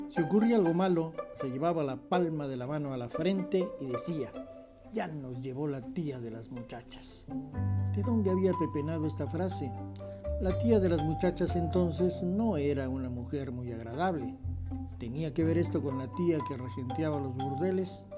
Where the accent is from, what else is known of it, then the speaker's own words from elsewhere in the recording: Comitán, Chiapas, Mexico; En Comitán, en esos tiempos, años 60, los amigos también se silbaban, no se chiflaban